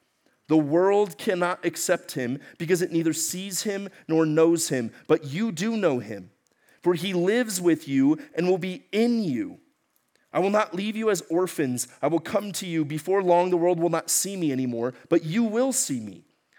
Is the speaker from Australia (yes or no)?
no; Ecuador; moved away; Okay, so y'all remember I grew up in Ecuador, South America. My parents were missionaries down there. I spent most of my life down there.